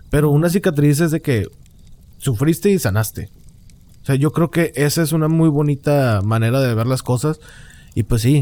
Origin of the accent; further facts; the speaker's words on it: Mexico; porque a un chihuahua le ponen un sombrerito mexicano y porque yo soy mexicano.